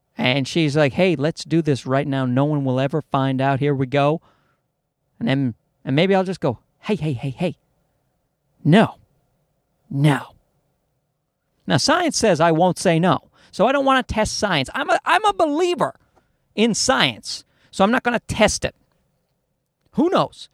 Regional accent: Newfoundland and Labrador, Canada; moved away; I'm from Newfoundland in Canada

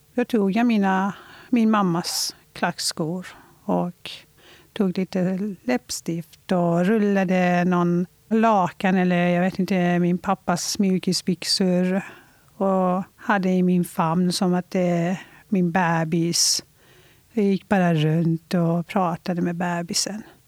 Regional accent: Iran; now in Sweden; Jag föddes i Iran

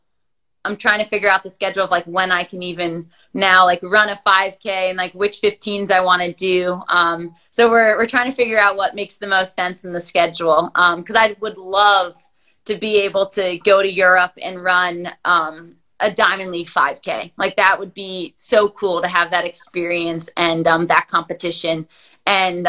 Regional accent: United States; the Millrose Games, like 15 minutes from my hometown

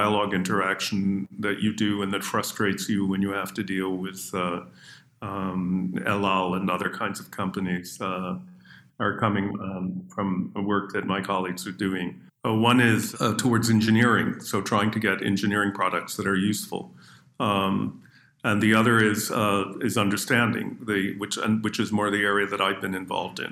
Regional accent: Canada; accent: North American; moved away; also born or lived in Israel / United Kingdom; Growing up in Canada

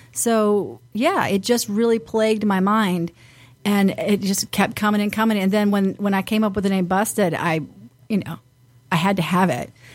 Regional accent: the South, United States; now in Detroit, United States; I grew up in the South and, and at the beach

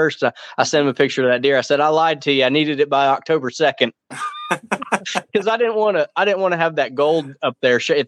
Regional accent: Tulsa, Oklahoma, United States; my hometown range is Tulsa Archery

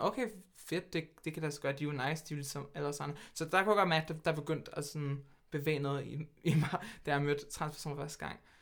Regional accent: Hvidovre, Capital Region of Denmark, Denmark; Jeg kommer fra Hvidovre, der er født og opvokset, med lidt nogle, et par års undtagelser, hvor jeg boede lidt her, her og

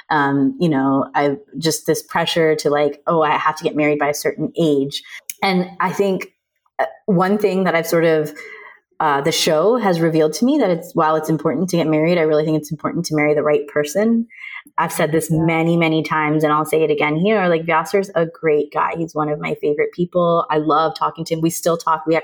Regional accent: India; I'm Indian, so I resonate with what it's like to have a Sima auntie in your family

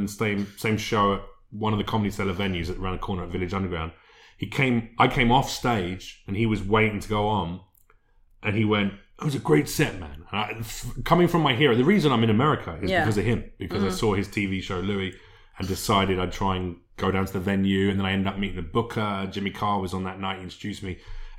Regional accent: United Kingdom; I'm British.

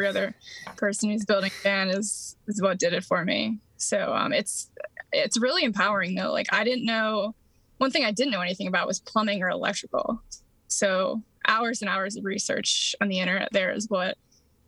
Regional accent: upstate New York, United States; moved away; also born or lived in Baltimore, Maryland; I am from Baltimore, Maryland, where I spent most of my adult life, originally from upstate New York

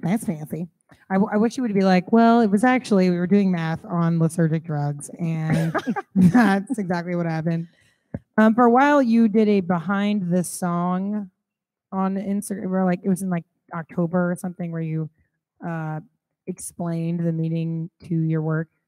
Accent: Kansas City, United States; I'm from Kansas City

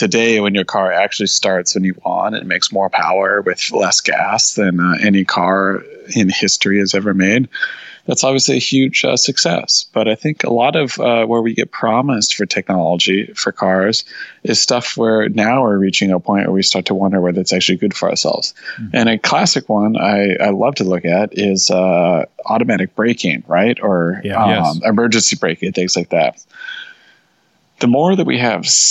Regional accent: Northern California, United States; also born or lived in Los Angeles; I grew up in Northern California in the country

